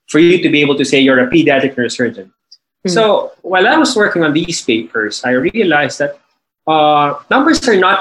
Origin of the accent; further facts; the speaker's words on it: Manila, Metro Manila, Philippines; I'm from Manila, Philippines.